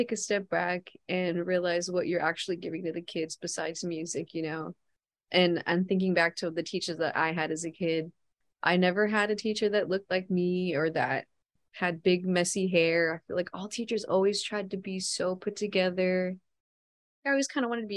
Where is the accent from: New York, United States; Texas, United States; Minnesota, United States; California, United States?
California, United States; Stockton; Mudville is another word that you would call Stockton, which is my hometown.